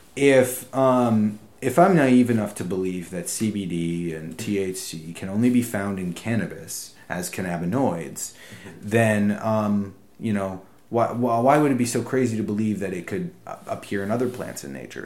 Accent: United States; as an American

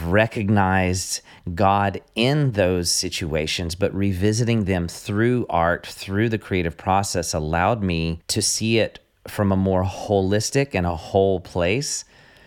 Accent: American South, United States; I'm from the American South, so I mispronounce everything on a daily basis

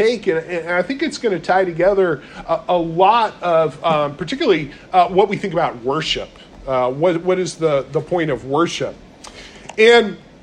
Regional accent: North Carolina, United States; I'm from North Carolina

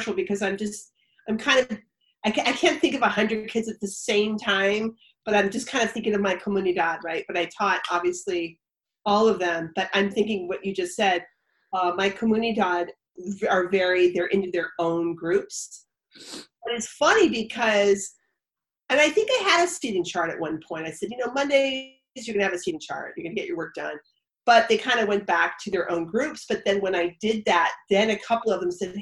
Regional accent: San Diego, California, United States; also born or lived in Oakland; growing up in San Diego

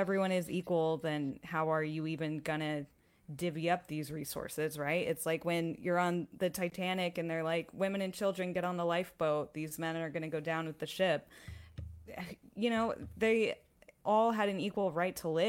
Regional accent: Texas, United States; now in Austin, United States; I'm a Texan

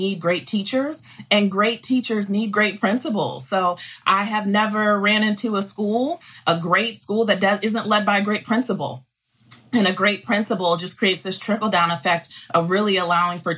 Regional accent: Columbus, Ohio, United States; moved away as an adult; also born or lived in Charlotte, North Carolina / Mississippi; I am a Buckeye girl, so I grew up in Columbus, Ohio.

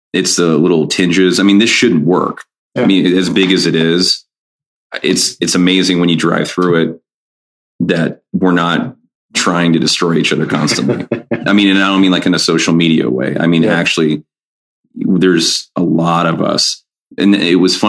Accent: Ohio, United States

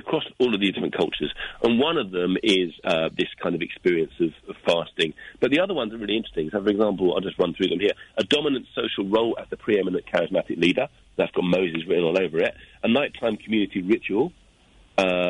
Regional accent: London, United Kingdom; moved away as an adult; also born or lived in Japan; now in Hastings, United Kingdom; I'm from London. I just moved to Hastings yesterday

